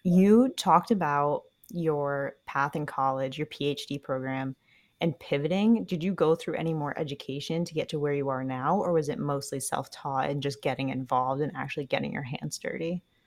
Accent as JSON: {"language": "English", "region": "New England", "country": "United States", "tie": "born or raised there", "said": "I grew up in New England"}